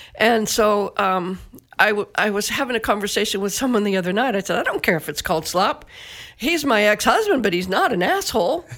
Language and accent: English; Northeast Massachusetts, United States; I grew up in Northeast Massachusetts in a mill town